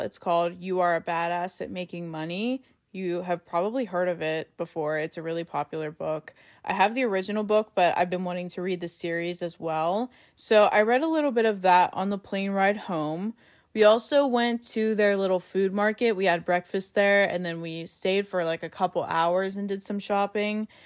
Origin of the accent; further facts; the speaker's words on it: Pittsburgh, Pennsylvania, United States; we're from Pittsburgh